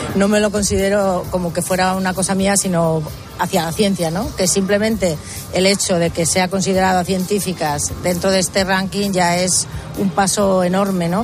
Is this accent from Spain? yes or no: yes; Spain; now in New York, United States; somos laboratorios españoles en Estados Unidos